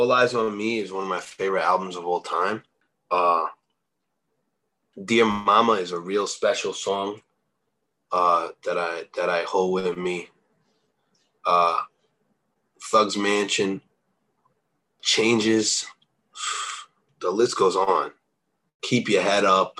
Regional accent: East Coast, United States; I'm from the East Coast

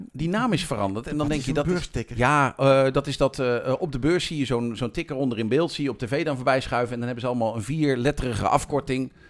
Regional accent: Amersfoort, Utrecht, Netherlands; ik kom uit Amersfoort.

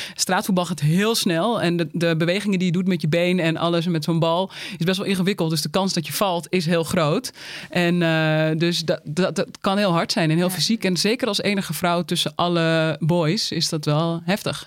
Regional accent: Uithoorn, North Holland, Netherlands; ik kom uit Uithoren

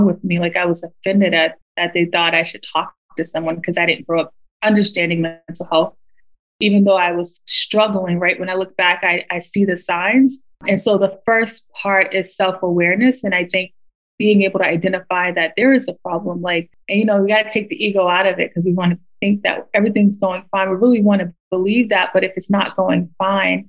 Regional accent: United States; growing up in America

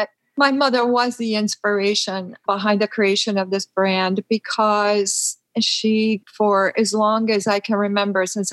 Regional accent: Peru; moved away; We were born and raised in Peru

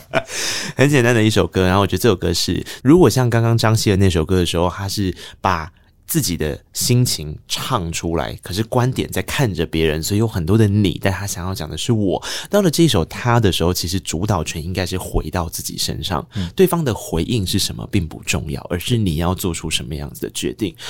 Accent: Taiwan; first language Taiwanese Hokkien; Chinese is a second language; 我的母语是台语

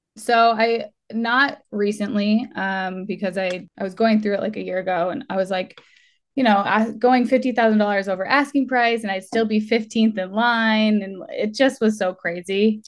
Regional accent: Massachusetts, United States; now in California, United States; I'm from Massachusetts originally. My whole family's there

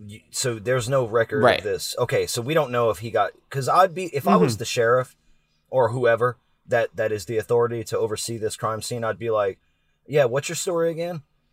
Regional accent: the South, United States; I'm from the South

